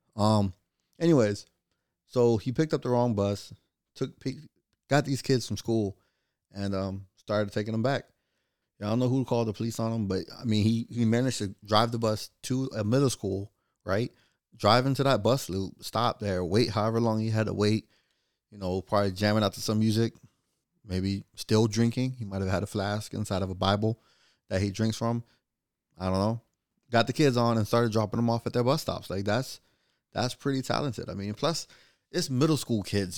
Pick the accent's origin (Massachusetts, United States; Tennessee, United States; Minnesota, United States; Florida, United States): Florida, United States; I'm from Florida